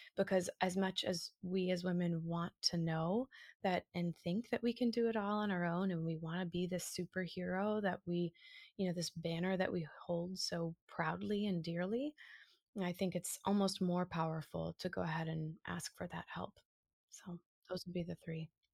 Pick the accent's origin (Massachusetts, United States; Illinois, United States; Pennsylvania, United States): Massachusetts, United States; just south of Boston; now in New York, United States; I live in a story in New York at the moment, but I'm originally from Massachusetts, just south of Boston, north of Providence